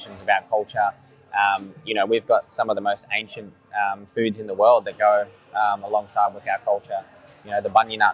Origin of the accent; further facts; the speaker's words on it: Sunshine Coast, Queensland, Australia; I was born down here on the Sunshine Coast, on Cubby Cubby Country